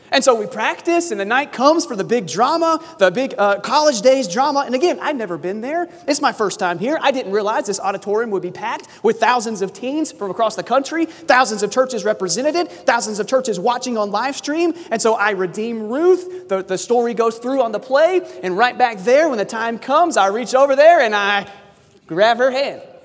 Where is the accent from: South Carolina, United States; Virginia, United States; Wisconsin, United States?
South Carolina, United States; moved away; also born or lived in California; I grew up in South Carolina